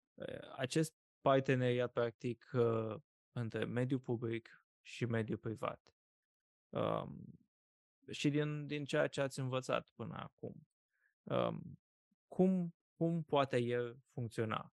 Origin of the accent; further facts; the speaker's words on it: Iași, Iași County, Romania; Iașiului, de unde sunt eu original